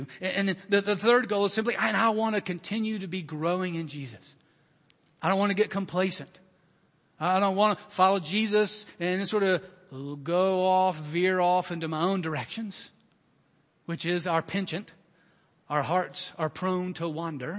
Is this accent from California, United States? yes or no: no; Alabama, United States; I was born in the 60s in Alabama